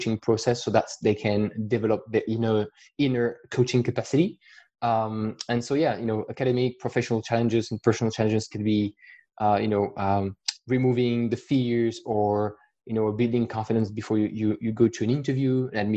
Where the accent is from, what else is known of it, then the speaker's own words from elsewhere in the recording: France; accent: French; English is a second language; I try to hide my accent as best as I can with my French accent